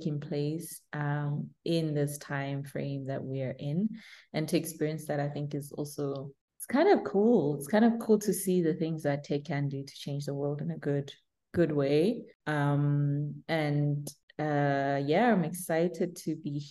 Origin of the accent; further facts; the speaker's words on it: Burgersfort, Limpopo, South Africa; So I grew up in a little town called Burgersfort.